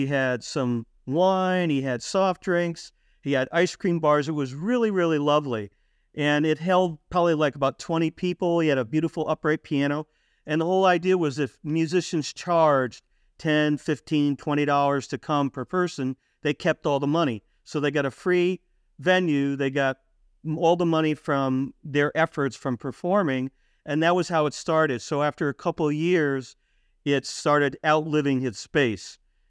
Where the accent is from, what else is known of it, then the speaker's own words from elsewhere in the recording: Norwalk, Connecticut, United States; now in Waterbury, United States; I was born and raised in Norwalk, Connecticut. Actually was a police officer there for about 7 years. And now I'm living up in Waterbury, which is up by Hartford, Connecticut.